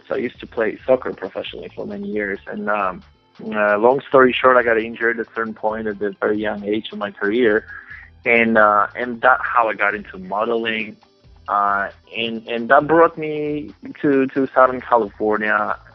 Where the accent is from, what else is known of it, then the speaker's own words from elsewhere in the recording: Poland; English is a second language; when I was growing up in Poland, I, I, I watched a lot of uh, television channels and, and shows and music in English